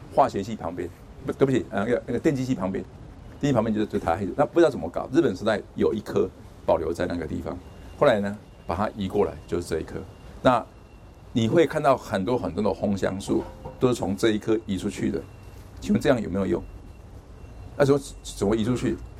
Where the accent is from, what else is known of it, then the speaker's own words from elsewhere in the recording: Taiwan; 我们台湾人